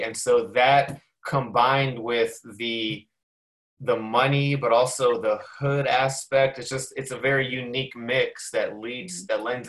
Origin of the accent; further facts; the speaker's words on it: Prince George's County, Maryland, United States; So they probably should have checked me, but they probably wouldn't think that I'm from Prince George's County, so they wouldn't have.